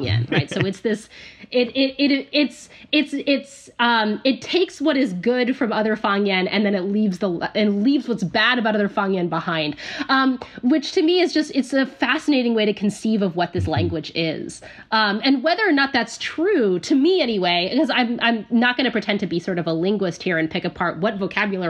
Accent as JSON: {"language": "English", "country": "United States", "said": "being an American"}